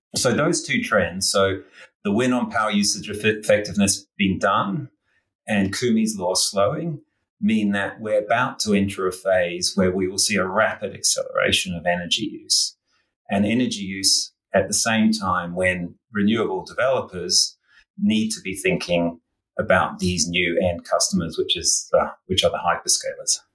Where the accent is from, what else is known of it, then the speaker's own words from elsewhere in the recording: New Zealand; also born or lived in Australia; now in New York, United States; you might detect from my accent that I grew up in New Zealand and spent many, many years in Australia.